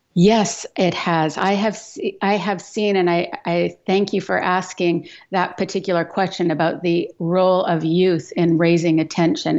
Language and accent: English; Edmonton, Alberta, Canada; I grew up in Western Canada. So I grew up in Alberta, uh, in the prairies in Edmonton